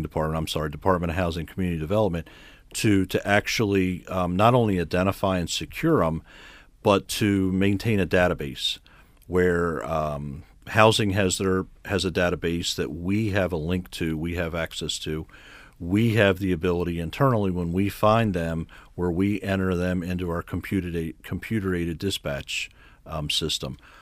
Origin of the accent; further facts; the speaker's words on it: Harford County, Maryland, United States; also born or lived in Baltimore; I was born in Baltimore. I actually grew up in Harford County.